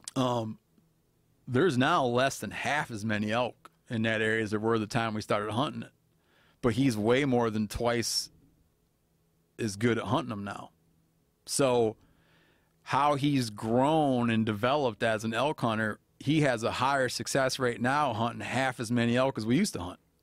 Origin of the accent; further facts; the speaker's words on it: Michigan, United States; moved away; I was brought up in Michigan